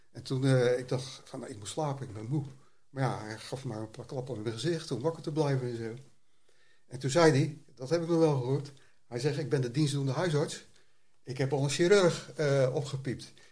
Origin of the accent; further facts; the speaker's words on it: Rotterdam, South Holland, Netherlands; Ik ben een regisseur uit Rotterdam.